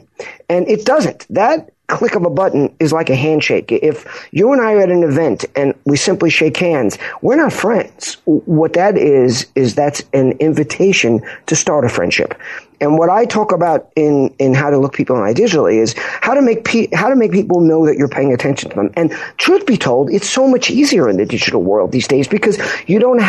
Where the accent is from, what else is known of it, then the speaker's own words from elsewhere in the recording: Long Island, New York, United States; also born or lived in Pompano Beach, Florida; I grew up in Long Island. I live in Huntington